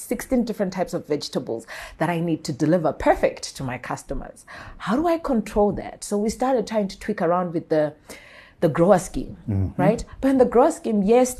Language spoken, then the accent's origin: English; Bulawayo, Zimbabwe; moved away as an adult; also born or lived in Mashonaland; I was born in Bulawayo, bred in Bulawayo